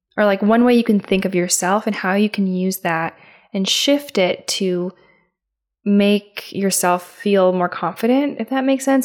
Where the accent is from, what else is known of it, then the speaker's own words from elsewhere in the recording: Midwest, United States; my hometown. I'm from the Midwest